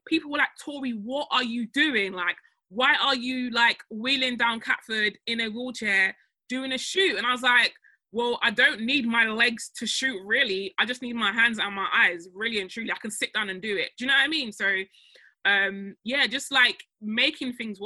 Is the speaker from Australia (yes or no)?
no; Nigeria; now in United Kingdom; I'm Nigerian